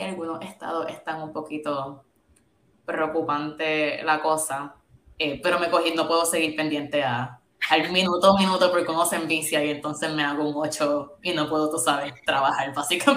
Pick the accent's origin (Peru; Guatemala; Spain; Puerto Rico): Puerto Rico; moved away as an adult; also born or lived in Syracuse, United States; yo viví, me crié en Puerto Rico toda mi vida, de bachillerato me fui a Syracuse University